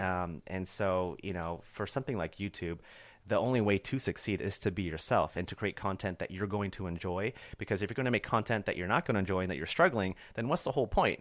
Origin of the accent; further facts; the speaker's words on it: Corona, California, United States; also born or lived in Chicago / Orange County; grew up in a small town, uh, uh, east of L A called Corona